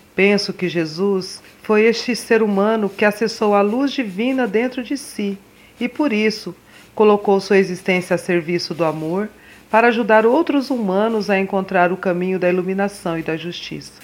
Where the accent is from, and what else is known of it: Mato Grosso do Sul, Brazil; born or raised there; also born or lived in São Paulo